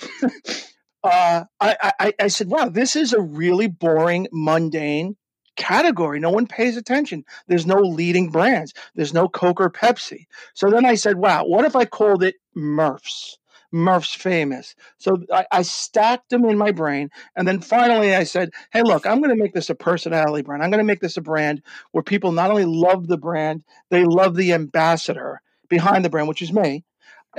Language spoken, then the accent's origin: English; Long Island, New York, United States; I'm from Long Island. I did what almost every Long Islander does